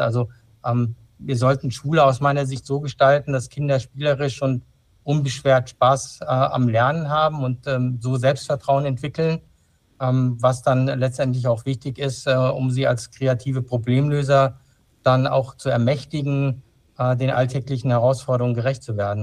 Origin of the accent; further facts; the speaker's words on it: Frankfurt, Hesse, Germany; also born or lived in Darmstadt; ich bin in Frankfurt aufgewachsen